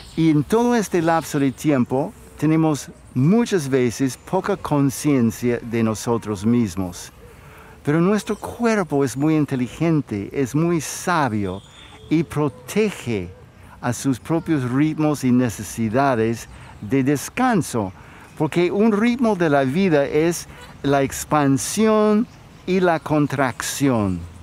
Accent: United States; moved away; Yo crecí como niño en los Estados Unidos

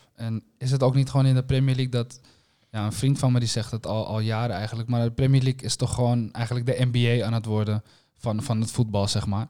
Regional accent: Netherlands; we als Nederlanders

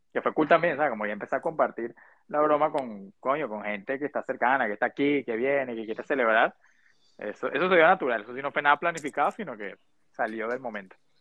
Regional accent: Venezuela; now in United States; nosotros como venezolanos

